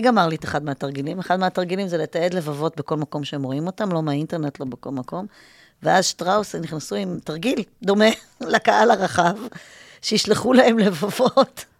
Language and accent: Hebrew; Israel; also born or lived in New York, United States